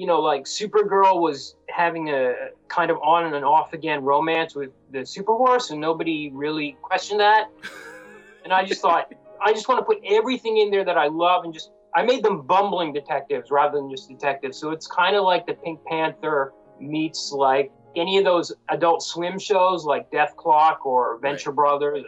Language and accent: English; Canada; also born or lived in India; I'm an Indian-born Canadian.